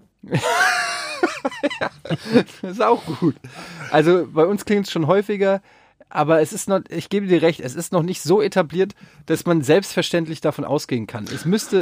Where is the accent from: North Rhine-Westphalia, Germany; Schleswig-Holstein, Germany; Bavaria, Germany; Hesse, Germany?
Hesse, Germany; Frankfurt; Bei uns in Frankfurt